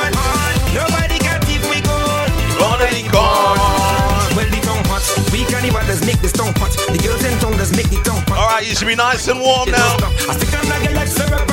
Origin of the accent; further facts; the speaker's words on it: Trinidad & Tobago; I'm from Trinidad and Tobago